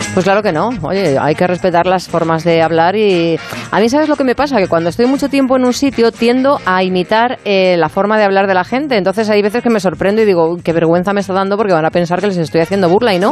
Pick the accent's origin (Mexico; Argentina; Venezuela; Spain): Spain; Madrid, Community of Madrid; accent: Madrid; tenemos el acento de aquí de Madrid